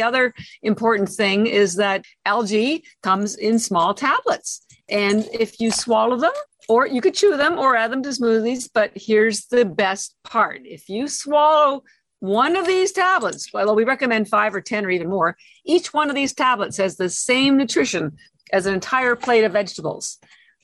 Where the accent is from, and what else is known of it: Canada; moved away as an adult; now in Boston, United States